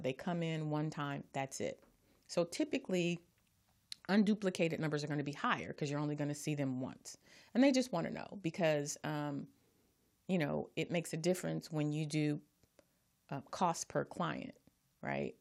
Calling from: Carson, California, United States; I'm calling from Carson, California

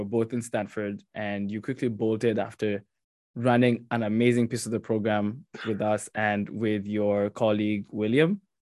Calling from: Mauritius; also born or lived in New Jersey; I'm calling from Mauritius.

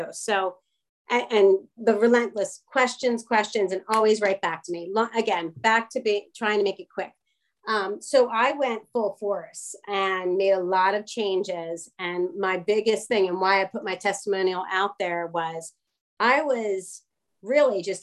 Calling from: Philadelphia, Pennsylvania, United States; I'm calling from the greater

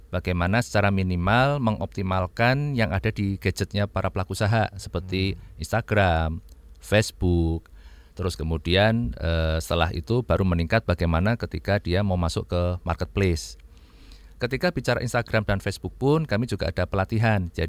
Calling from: Cirebon, West Java, Indonesia; Saya dari Cirebon, Pak.

